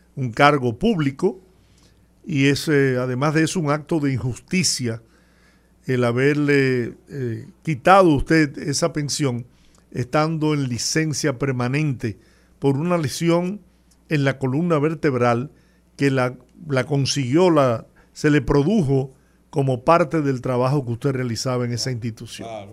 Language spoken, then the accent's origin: Spanish; Dominican Republic; esa es parte de la pasión del dominicano. Nosotros estamos acostumbrados a ganar